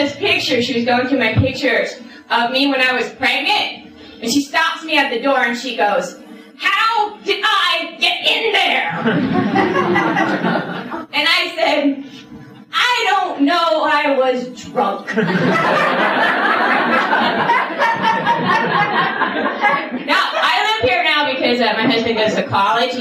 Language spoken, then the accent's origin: English; the Catskills, New York, United States; I'm from New York originally. I'm from the Catskills. No, I grew up down the road from where the Woodstock concert was